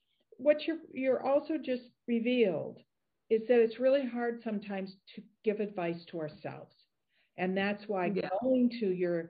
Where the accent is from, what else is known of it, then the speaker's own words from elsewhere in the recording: United States; we gotta get going. I'm American.